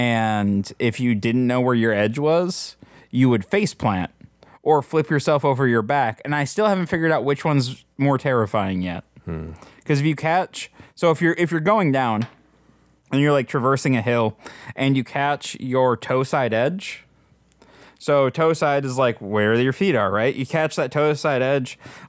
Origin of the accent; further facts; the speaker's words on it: Midwest, United States; Like growing up in the Midwest, one of the things that, and I'm guessing even more true in the mountains, but one of the things that you end up doing a few times a year is going to a ski hill, and you ski.